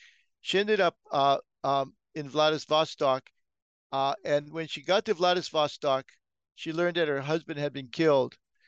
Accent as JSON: {"language": "English", "town": "Hilo", "region": "Hawaii", "country": "United States", "tie": "born or raised there", "said": "Hilo, my hometown."}